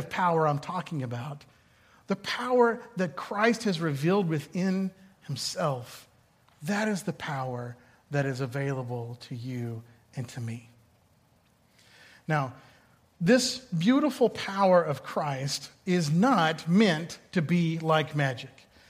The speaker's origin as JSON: {"language": "English", "town": "Boston", "region": "Massachusetts", "country": "United States", "said": "as a Bostonian"}